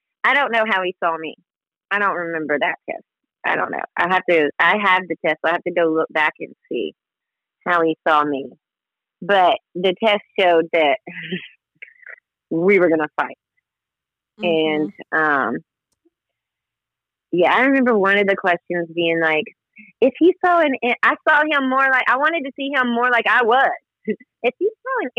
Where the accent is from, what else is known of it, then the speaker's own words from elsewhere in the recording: the South, United States; moved away as an adult; now in Washington, D.C., United States; I'm from the South, so I was brought up Southern Baptist